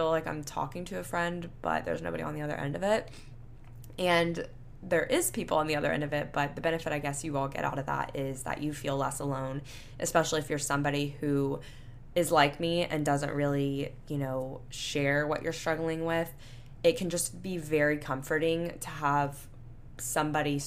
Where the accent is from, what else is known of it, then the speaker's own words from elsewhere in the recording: Panama City Beach, Florida, United States; now in Houston, United States; my hometown of Panama City Beach, Florida